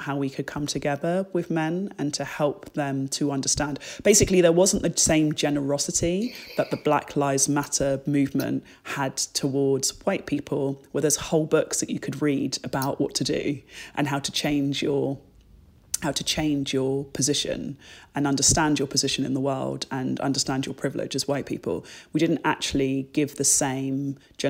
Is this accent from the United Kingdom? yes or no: yes; England, United Kingdom; also born or lived in Jamaica; I'm so proud of my culture and being British and being Black and being Jamaican